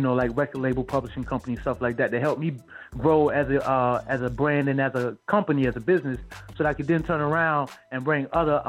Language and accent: English; Wilmington, North Carolina, United States; also born or lived in Greensboro, North Carolina / Raleigh, North Carolina; now in Charlotte, United States; my hometown, Wilmington, North Carolina. For Charlotte, North Carolina, where I live now.